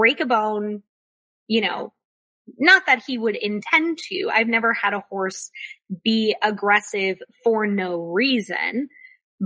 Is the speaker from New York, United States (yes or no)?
no; Florida, United States; now in North Carolina, United States; I grew up in Florida